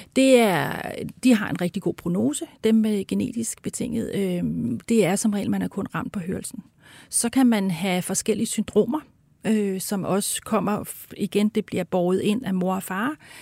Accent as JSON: {"language": "Danish", "country": "Denmark", "said": "som danskere jo, altså vi er ja. jo i forvejen, er vi virkelig mumlende"}